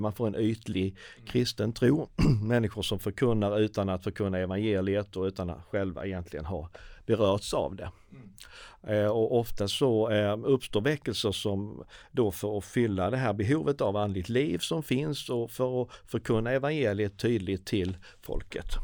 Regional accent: Sweden; vi som svenskar

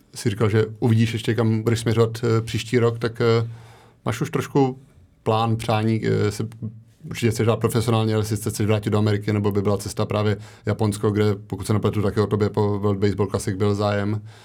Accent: Czechia; jsem z Česka

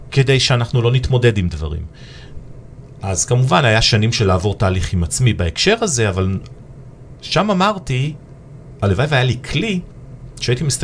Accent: Nigeria; also born or lived in Ethiopia / Ivory Coast / England / United States; now in Israel; עברנו גם המון תרבויות, כי גם בניגריה היינו ובאתיופיה ואייברי קוסט ואנגליה וארצות הברית ובכל מקום הרגשתי סוג של אאוטסיידר.

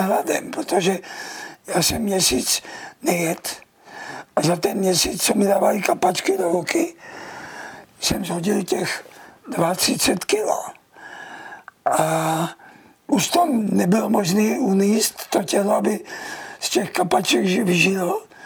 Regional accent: Czechia; jsem Čech a budu tady

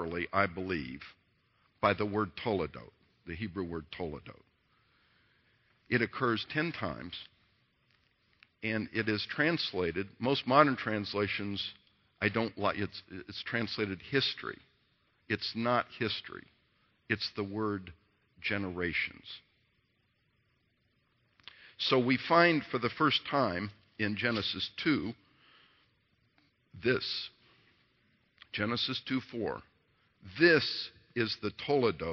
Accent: Indianapolis, Indiana, United States; We grew up in the Jewish part of Indianapolis

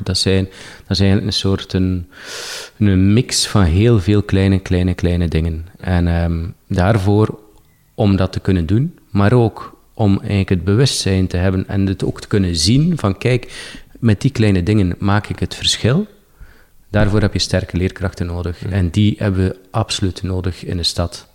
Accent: Poperinge, Flanders, Belgium; moved away as an adult; Ik heb niet, niet gekozen om bijvoorbeeld mijn, mijn geboortestad Poperingen achter me te laten

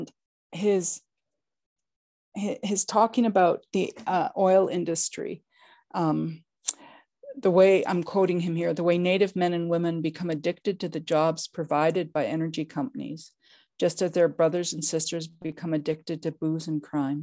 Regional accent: Oklahoma, United States; moved away; I was born in Oklahoma

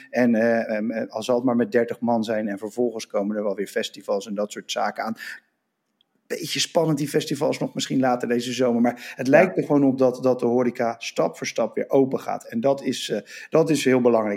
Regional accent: Rotterdam, South Holland, Netherlands; Ik ben Rotterdammer, woon in Rotterdam.

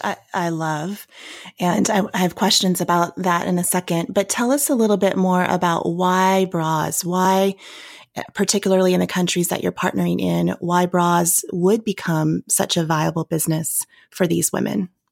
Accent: United States; also born or lived in Virginia / Tennessee; now in Denver, United States; I, I grew up in Virginia and Tennessee

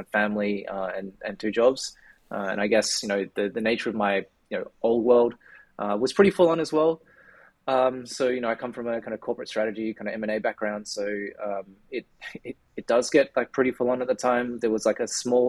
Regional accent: Australia; accent: Australian; for those who can probably tell from my accent, I'm based in Australia

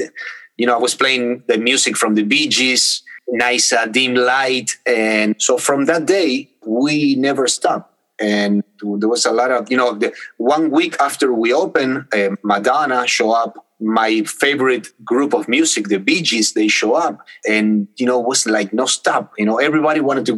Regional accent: Buenos Aires, Argentina; moved away as an adult; now in United States; I was born in Argentina, in Buenos Aires, in South America, and my parents too.

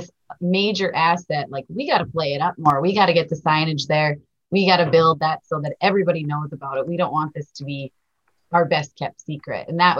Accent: Cavalier, North Dakota, United States; growing up in Cavalier, I've spent countless hours at Icelandic State Park, which is just 5 miles west of Cavalier.

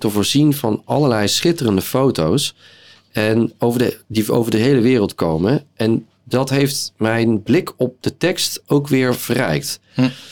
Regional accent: southern Netherlands, Netherlands; moved away; Ik kom uit het zuiden van Nederland en daar zijn we gewend om eens in de zoveel tijd carnaval te vieren

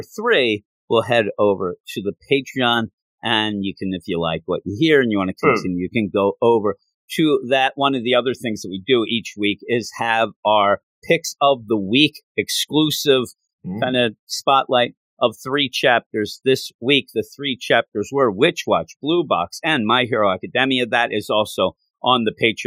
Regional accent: United States; I am American

